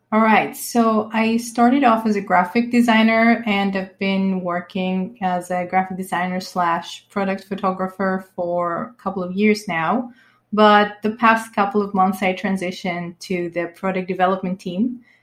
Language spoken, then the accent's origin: English; Greece; I am from Greece and I've been living here basically my whole life